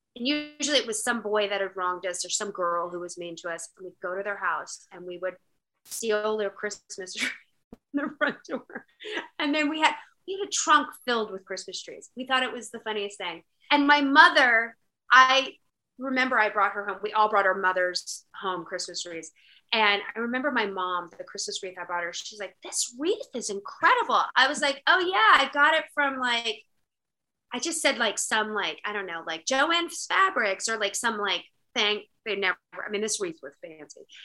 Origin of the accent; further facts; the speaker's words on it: Virginia, United States; also born or lived in North Dakota; I'm not really from North Dakota. I was just born there. Just born there. For the record, I'm a Virginia girl.